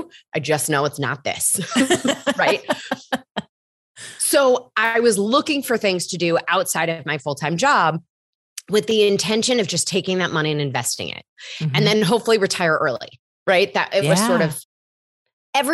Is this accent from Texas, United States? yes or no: no; Michigan, United States; now in New York, United States; I've lived in New York for almost 17 years, but I grew up in Michigan, but I don't really have that Midwestern accent either.